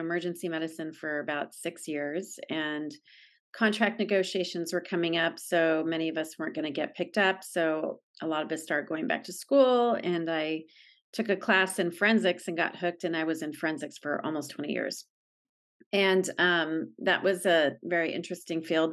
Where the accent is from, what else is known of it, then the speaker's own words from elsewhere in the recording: San Diego, California, United States; I grew up in San Diego and, um, I still live here